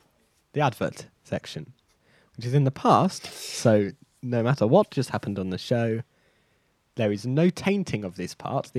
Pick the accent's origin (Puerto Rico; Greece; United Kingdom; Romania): United Kingdom; Bristol, South West England; Well, I'm from Bristol, so this is my accent.